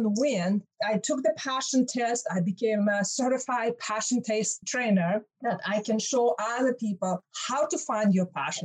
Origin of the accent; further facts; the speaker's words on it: Russia; English is a second language; moved away as an adult; now in United States; when I was growing up in Soviet Union